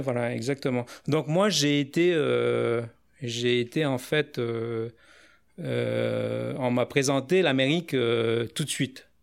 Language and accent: French; New Caledonia; j'ai grandi en Nouvelle-Calédonie